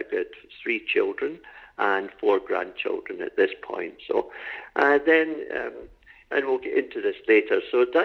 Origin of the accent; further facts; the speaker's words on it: Glasgow, Scotland, United Kingdom; moved away as an adult; now in Canada; I was born in Scotland and in the city of Glasgow many years ago, we could say. And in 1971, I came to Canada. And I was at university in Glasgow